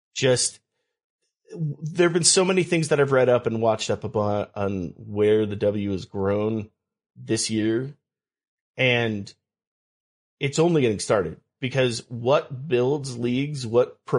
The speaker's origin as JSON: {"language": "English", "region": "California", "country": "United States", "tie": "born or raised there", "said": "I grew up in California."}